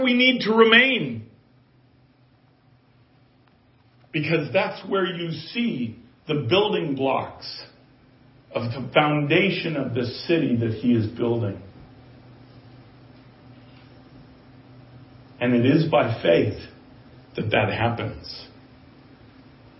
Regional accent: United States; as an American

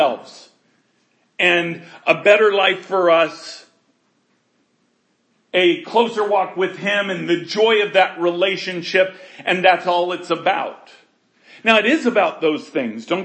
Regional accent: United States; we were raised in America

